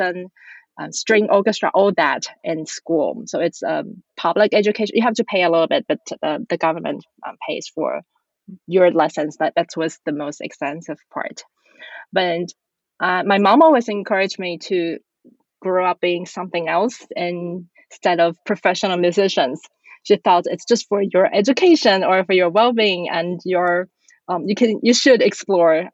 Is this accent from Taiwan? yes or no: yes; Taiwan; I was born and raised in Taiwan